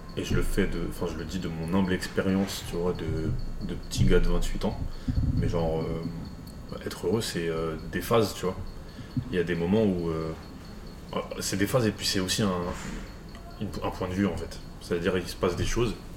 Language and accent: French; Paris, Île-de-France, France; Je suis parisien